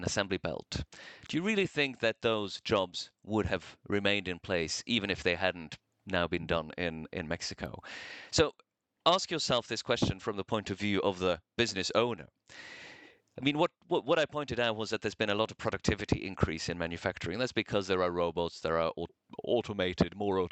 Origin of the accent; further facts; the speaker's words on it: Norway; moved away as an adult; also born or lived in New York; I grew up in Norway in the 80s.